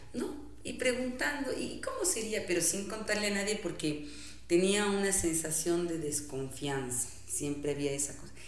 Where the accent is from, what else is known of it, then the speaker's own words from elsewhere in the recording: Quito, Pichincha, Ecuador; also born or lived in Santo Domingo, Ecuador; éramos las quiteñas